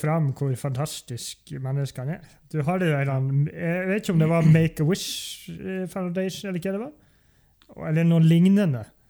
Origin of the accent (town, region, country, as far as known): Norway